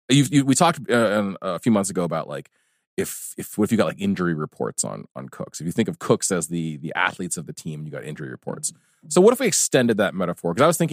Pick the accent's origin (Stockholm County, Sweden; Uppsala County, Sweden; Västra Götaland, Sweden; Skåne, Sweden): Stockholm County, Sweden; Stockholm; I lived in Stockholm for 16 years. I was born and raised in Stockholm.